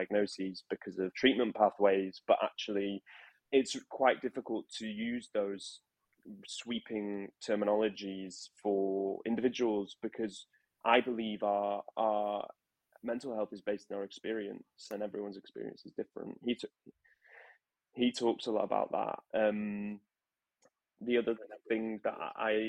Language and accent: English; Manchester, North West England, United Kingdom; moved away as an adult; also born or lived in London; when I was growing up in Manchester